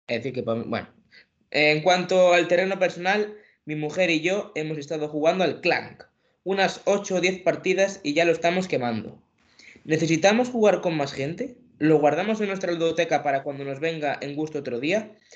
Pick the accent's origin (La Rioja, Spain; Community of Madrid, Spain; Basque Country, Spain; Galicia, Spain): Galicia, Spain; vosotros sois más, sí, soy gallego, sois más respetuosos